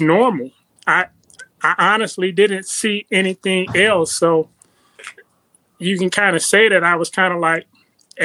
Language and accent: English; Compton, California, United States; I was born in Compton, California